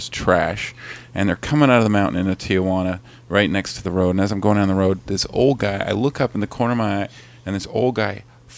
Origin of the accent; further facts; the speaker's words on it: Canada; I'm from Canada